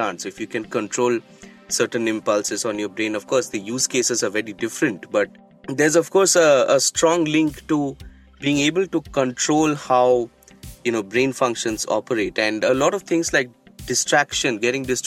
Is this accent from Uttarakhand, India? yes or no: no; Kolkata, West Bengal, India; I grew up in Calcutta